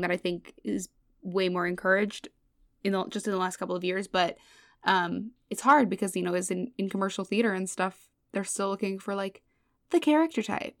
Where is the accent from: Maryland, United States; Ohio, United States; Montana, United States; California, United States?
California, United States; Los Angeles; moved away as an adult; now in New York, United States; I grew up in L A, um, in Woodland Hills specifically. It's the valley